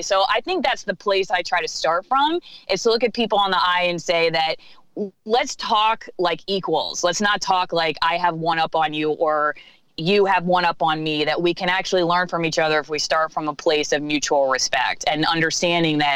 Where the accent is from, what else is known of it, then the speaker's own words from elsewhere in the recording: Florida, United States; moved away as an adult; also born or lived in Pittsburgh, Pennsylvania; now in Ellensburg, United States; being born in Pittsburgh and then moving to Florida and having a horse when I was growing up